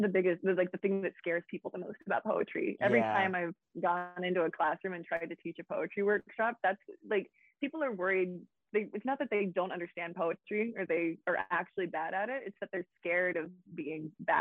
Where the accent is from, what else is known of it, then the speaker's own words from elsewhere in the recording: Boone, North Carolina, United States; I really sort of resented growing up in a small town